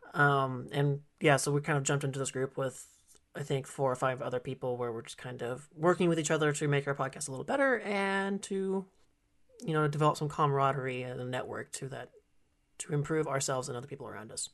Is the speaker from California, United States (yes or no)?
yes; California, United States; also born or lived in Kissimmee, Florida / Illinois; I've been in California ever since, but I've been in different areas of it